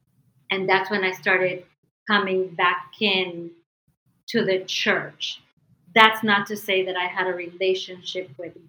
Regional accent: Medellin, Antioquia, Colombia; now in United States; Especially where I'm from. I'm from Medellin, which is, you know, home of the one of the biggest cartels, especially back then. So my mom decided that it was best to keep us here for safety reasons and for opportunity reasons.

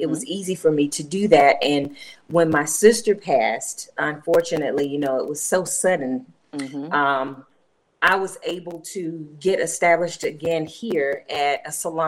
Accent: Asheville, North Carolina, United States; also born or lived in Raleigh-Durham, North Carolina; I am an Asheville native

